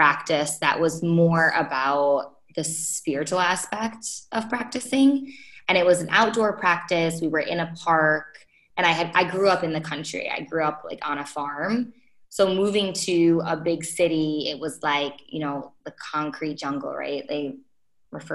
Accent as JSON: {"language": "English", "town": "Rochester", "region": "New York", "country": "United States", "moved": "as an adult", "said": "I'm from Rochester"}